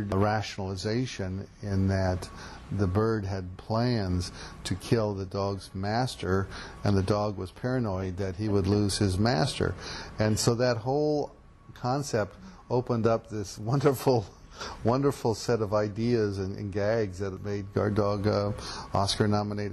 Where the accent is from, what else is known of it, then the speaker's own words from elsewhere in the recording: Portland, Oregon, United States; now in New York, United States; It's my hometown